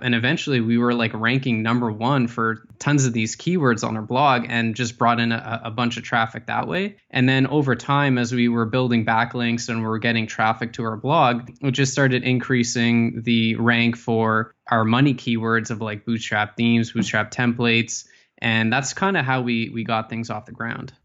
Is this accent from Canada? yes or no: yes; Ottawa, Ontario, Canada; I was, uh, born and raised in Ottawa.